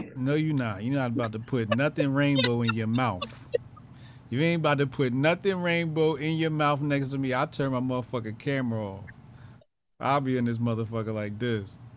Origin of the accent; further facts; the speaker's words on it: New York, United States; I'm from New York